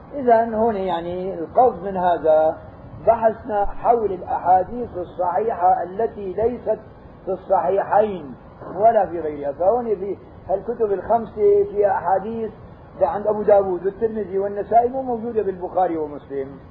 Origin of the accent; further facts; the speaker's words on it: Syria; عندنا بالشام